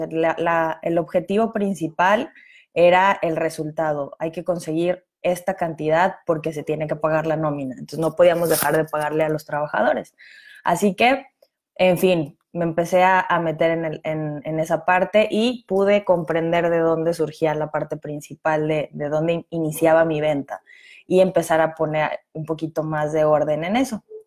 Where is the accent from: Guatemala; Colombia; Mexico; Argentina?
Mexico; cómo funcionaban los impuestos en mi país